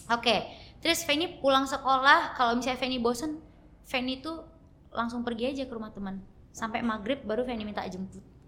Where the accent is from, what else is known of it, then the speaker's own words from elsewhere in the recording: Dumai, Riau, Indonesia; also born or lived in Jakarta; langsung ke Dumai. Umur 6 bulan